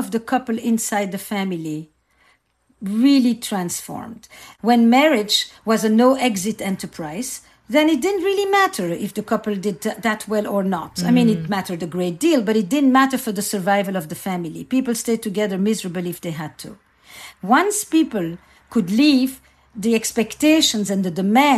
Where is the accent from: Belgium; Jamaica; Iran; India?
Belgium; Antwerp, Flanders; I grew up in Antwerp, in Belgium, in a community that was all Jewish Holocaust survivors